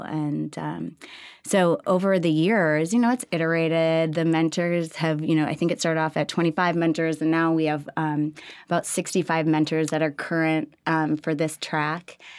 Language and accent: English; Minneapolis, Minnesota, United States; moved away as an adult; now in Austin, United States; Originally, I'm from Minneapolis